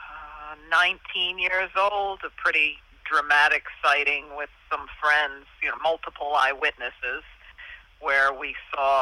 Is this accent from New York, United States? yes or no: yes; Hudson Valley, New York, United States; I grew up in the Hudson Valley